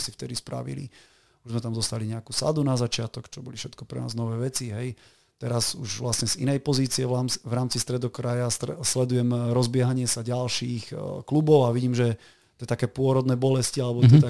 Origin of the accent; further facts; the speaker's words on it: Martin, Žilina Region, Slovakia; moved away as an adult; now in Banská Bystrica, Slovakia; Ja som síce od roku 2002 bývam v Banskej Bystrici, ale som Martinčan